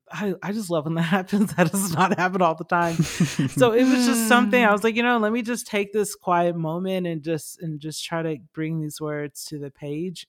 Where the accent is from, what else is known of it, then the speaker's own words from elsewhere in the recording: Lithonia, Georgia, United States; I grew up in Stowe Mountain in Lithonia, Georgia